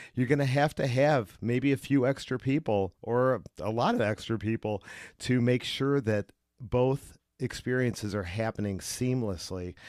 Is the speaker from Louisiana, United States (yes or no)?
no; Cleveland, Ohio, United States; I'm from Cleveland, and, uh, we get a lot of rain